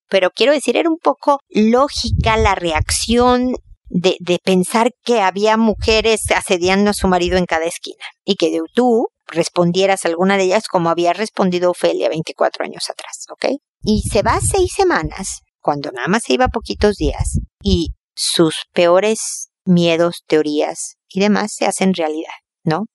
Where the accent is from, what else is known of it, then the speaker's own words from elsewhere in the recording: Mexico; now in Chile; soy mexicana